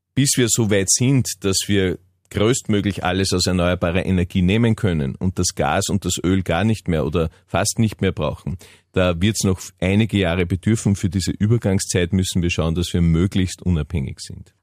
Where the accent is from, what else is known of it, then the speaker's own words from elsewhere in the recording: Upper Austria, Austria; bei uns in Oberösterreich